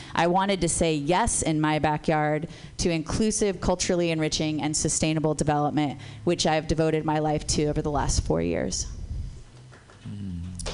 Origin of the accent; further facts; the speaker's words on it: San Jose, California, United States; also born or lived in Berkeley, California; now in San Francisco, United States; I was born in Berkeley, raised in San Jose